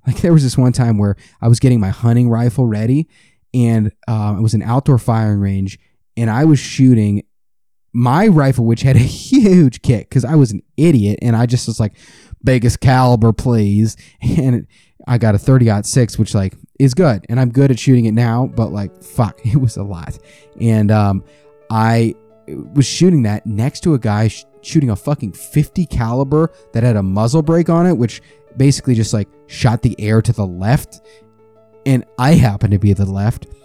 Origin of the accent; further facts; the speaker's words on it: United States; I'm American.